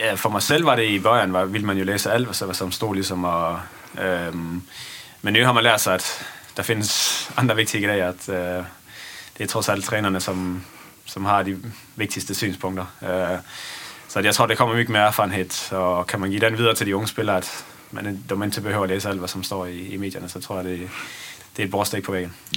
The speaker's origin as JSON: {"language": "Swedish", "town": "Esbjerg", "region": "Southern Denmark", "country": "Denmark", "tie": "born or raised there", "also_born_or_lived": "Netherlands / Gothenburg, Sweden", "second_language": "Swedish", "moved": "as an adult", "lives_now": "Sweden"}